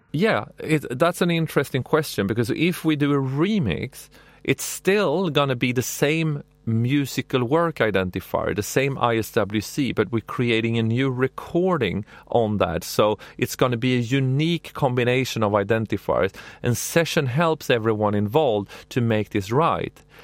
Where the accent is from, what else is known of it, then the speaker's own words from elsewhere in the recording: Sweden; I'm from Sweden